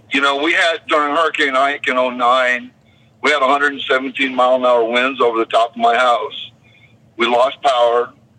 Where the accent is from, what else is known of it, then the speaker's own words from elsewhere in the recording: Roseau, Minnesota, United States; moved away as an adult; now in Spring, United States; Yeah, I moved to Houston from Roseau, Minnesota in 93.